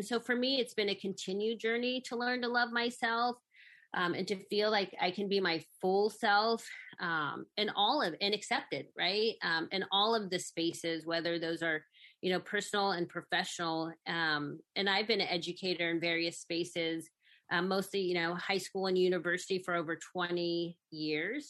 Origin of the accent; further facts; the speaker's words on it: Sacramento, California, United States; also born or lived in San Francisco; although I was born in San Francisco, I was really raised in Sacramento.